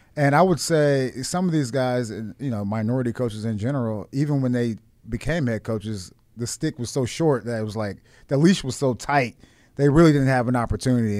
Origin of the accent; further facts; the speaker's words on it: Washington, District of Columbia, United States; moved away; Washington. This is my hometown, like, you know, the D M V area